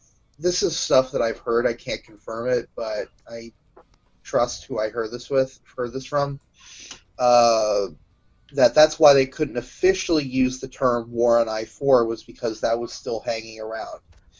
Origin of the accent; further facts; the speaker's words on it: Tulsa, Oklahoma, United States; my hometown Talons.